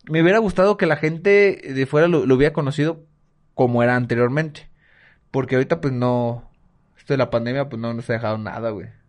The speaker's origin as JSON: {"language": "Spanish", "country": "Mexico", "said": "nos llene de emociones a los mexicanos"}